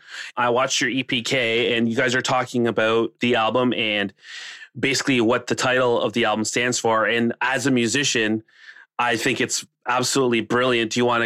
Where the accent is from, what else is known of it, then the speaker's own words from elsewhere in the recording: Toronto, Ontario, Canada; I'm from Toronto